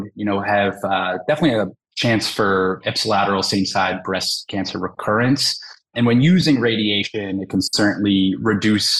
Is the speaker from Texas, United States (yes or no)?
no; Southern New Jersey, United States; also born or lived in Los Angeles, California / Philadelphia, Pennsylvania; I'm kind of born and raised in Southern New Jersey